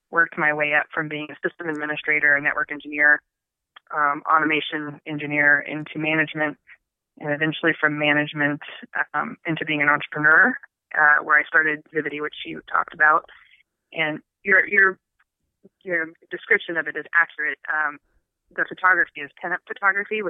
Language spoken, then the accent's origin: English; Arizona, United States; moved away as an adult; also born or lived in Tucson, Arizona / Flagstaff, Arizona / Phoenix, Arizona; I grew up in Arizona. I was born in Tucson. And so I don't really remember Tucson that much, but I was raised in the Four Corners area of the Navajo Reservation